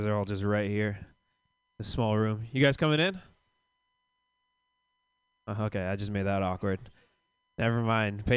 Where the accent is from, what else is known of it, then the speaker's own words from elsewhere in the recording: Florida, United States; I grew up in Florida